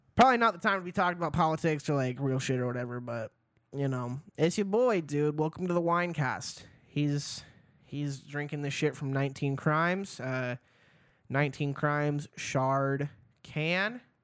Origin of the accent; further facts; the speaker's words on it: Idaho, United States; also born or lived in Seattle; now in Boise, United States; I grew up in Idaho